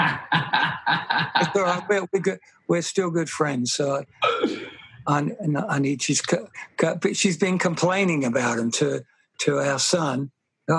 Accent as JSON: {"language": "English", "region": "England", "country": "United Kingdom", "tie": "born or raised there", "said": "I grew up in England"}